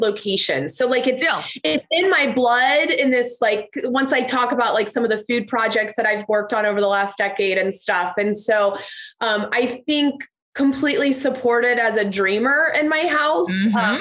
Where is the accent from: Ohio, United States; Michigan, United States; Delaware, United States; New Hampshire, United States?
Ohio, United States; Cincinnati; I have been born and raised in Cincinnati